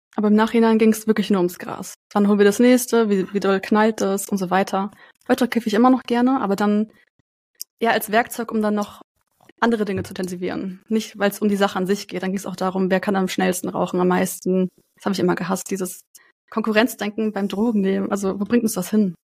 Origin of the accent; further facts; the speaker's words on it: Frankfurt, Hesse, Germany; Ich komme aus Frankfurt